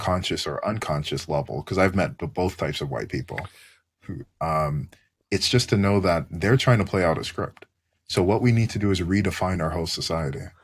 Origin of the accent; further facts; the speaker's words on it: Canada; as a Canadian